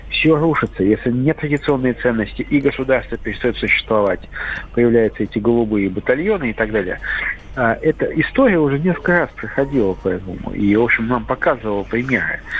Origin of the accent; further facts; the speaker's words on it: Saint Petersburg, Russia; Вот я хоть из Петербурга, у нас «Зенит», все понятно, «Зенит», «СК» и «Йокерит».